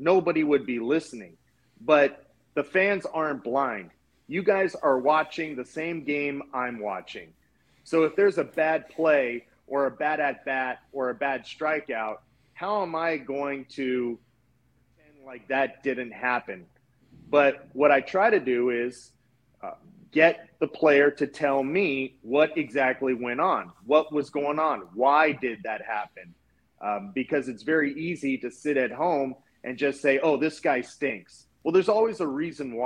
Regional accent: Los Angeles, California, United States; I grew up in Los Angeles in the San Fernando Valley, born and raised out here in the San Fernando Valley

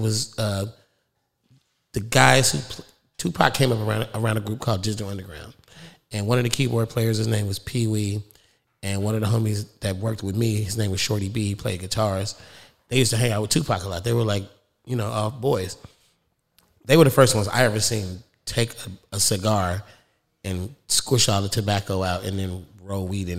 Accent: California, United States; I'm from the Bay.

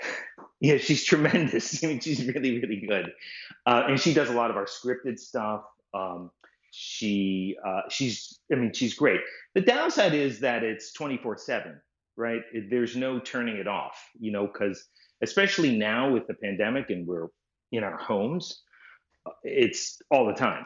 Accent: Boston, Massachusetts, United States; I grew up in Boston, just outside of Boston.

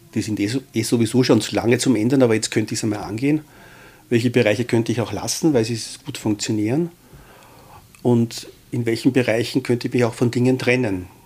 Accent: Austria; wir als äh, Österreicher

